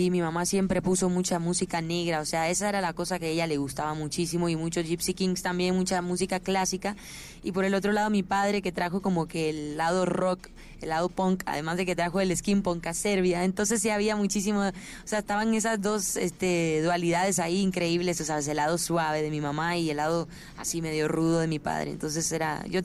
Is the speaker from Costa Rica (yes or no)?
yes; Costa Rica; also born or lived in Panama / Puerto Rico; now in Miami, United States; crecí en Costa Rica y Panamá